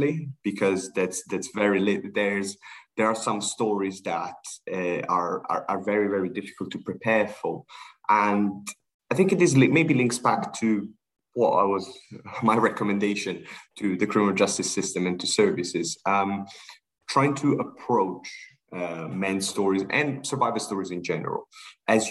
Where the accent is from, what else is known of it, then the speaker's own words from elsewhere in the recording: Sri Lanka; I'm originally from Sri Lanka. My parents are from Sri Lanka